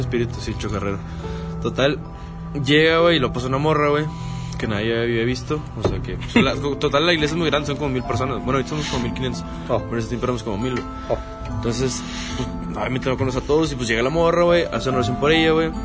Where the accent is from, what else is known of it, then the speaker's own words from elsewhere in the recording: Salinas Victoria, Nuevo León, Mexico; En mi tierra natal, Salinas Victoria